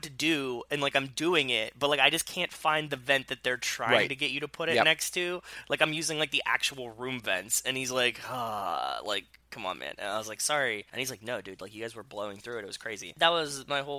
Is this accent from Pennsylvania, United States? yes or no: yes; Pittsburgh, Pennsylvania, United States; born or raised there